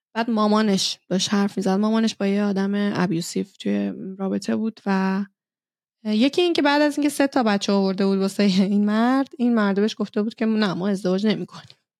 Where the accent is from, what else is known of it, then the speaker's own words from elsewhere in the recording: Iran; now in Norway; ما ایرانی هستیم